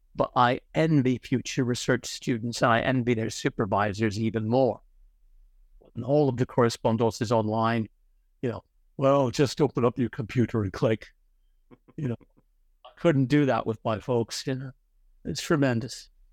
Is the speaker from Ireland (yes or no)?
yes; Ireland; moved away; also born or lived in Connecticut, United States / Oxford, United Kingdom; I happen to have been born, um, in the United States, actually, in Connecticut. But, uh, I'm Irish. I was largely brought up in Ireland